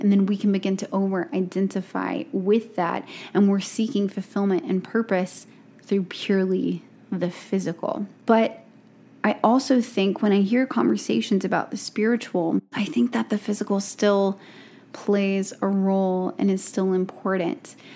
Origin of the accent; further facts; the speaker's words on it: Gulf Coast of Alabama, United States; born and raised on the Gulf Coast of Alabama